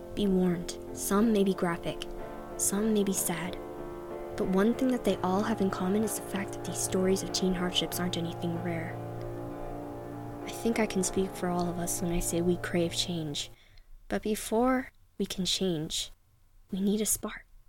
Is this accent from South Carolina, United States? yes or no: no; New Hampshire, United States; born or raised there